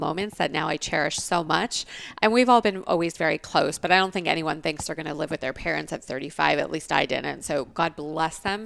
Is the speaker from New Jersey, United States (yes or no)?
no; Los Angeles, California, United States; moved away as an adult; also born or lived in Tucson, Arizona; now in Scottsdale, United States; I grew up in Los Angeles. I moved here 2.5 years ago